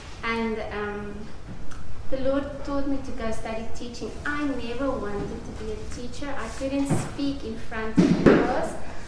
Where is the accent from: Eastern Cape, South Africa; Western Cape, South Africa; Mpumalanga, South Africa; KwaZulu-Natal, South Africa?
Mpumalanga, South Africa; Witbank; Just when I was growing up in Witbank, Balboa, in a very mining town